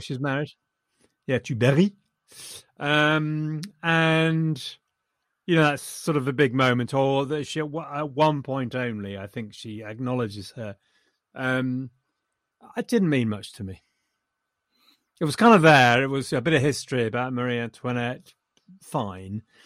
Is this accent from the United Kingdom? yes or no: yes; England, United Kingdom; I'm too English